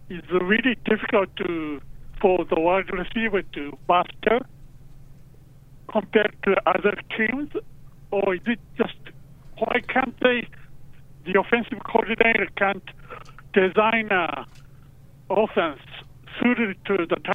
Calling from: Japan; I'm calling from Japan

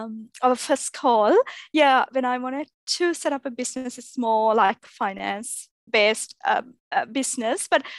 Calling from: Melbourne, Victoria, Australia; So I'm recording this from Melbourne, Australia.

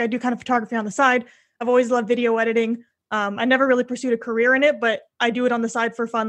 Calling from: Windsor, Ontario, Canada; I am from Windsor, Ontario, Canada, which is a small little city right across from Detroit, Michigan.

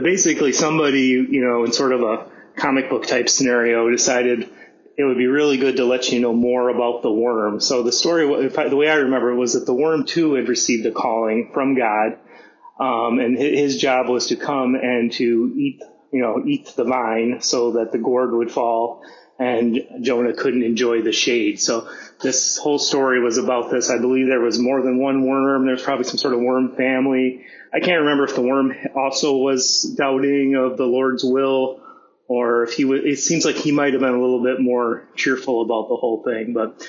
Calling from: Shanghai, China; calling from Shanghai, China.

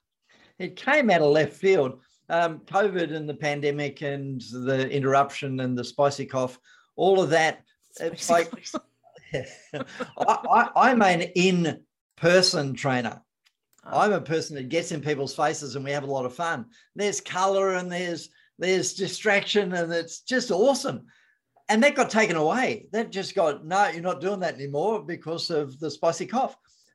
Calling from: Victoria, Australia; Victoria, Australia.

